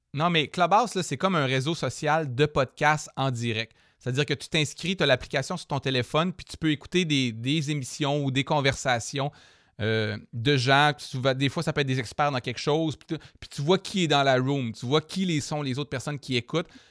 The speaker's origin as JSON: {"language": "French", "town": "Jonquière", "region": "Quebec", "country": "Canada", "tie": "born or raised there", "said": "quand j'étais jeune, moi justement au Saguenay"}